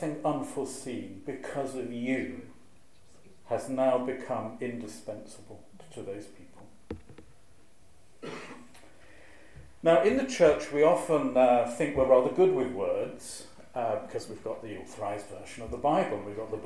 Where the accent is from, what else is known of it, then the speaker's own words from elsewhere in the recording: Shropshire, West Midlands, United Kingdom; moved away; I'm originally from Shropshire